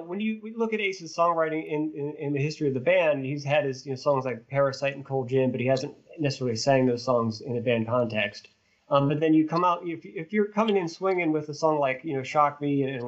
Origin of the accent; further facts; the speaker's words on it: Swissvale, Pennsylvania, United States; my hometown, Swissvale